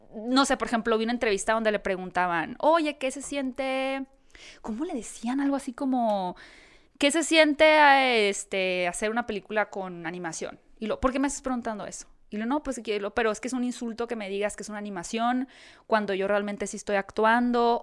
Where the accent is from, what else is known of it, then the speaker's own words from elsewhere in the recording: Hermosillo, Sonora, Mexico; moved away as an adult; now in Mexico City, Mexico; yo soy de Hermosillo.